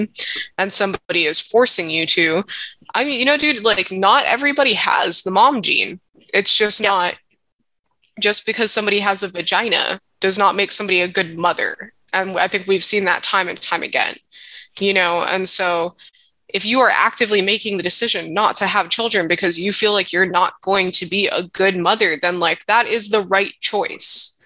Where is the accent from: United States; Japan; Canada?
United States; Hawaii; I was born and raised in Hawaii, and being mixed race here